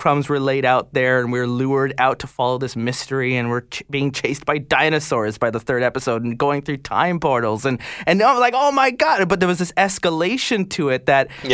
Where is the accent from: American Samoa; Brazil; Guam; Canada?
Canada; also born or lived in Ireland; growing up in Canada in the 80s